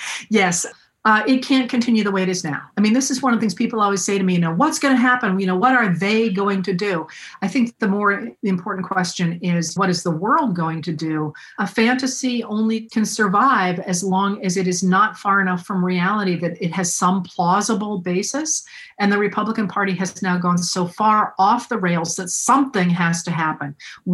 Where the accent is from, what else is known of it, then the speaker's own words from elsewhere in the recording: Maine, United States; the people that I grew up with here in Maine